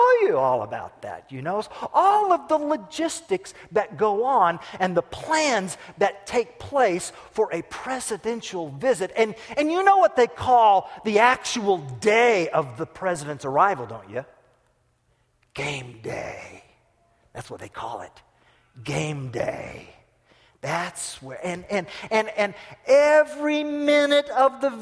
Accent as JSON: {"language": "English", "country": "United States", "said": "I'm an American"}